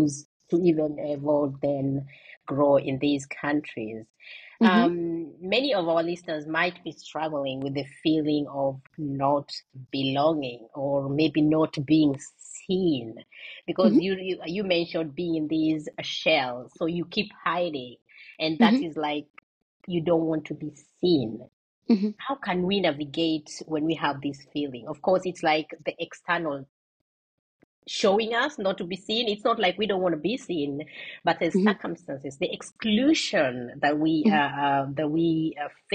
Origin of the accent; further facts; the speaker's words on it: Kenya; moved away; I come from Kenya.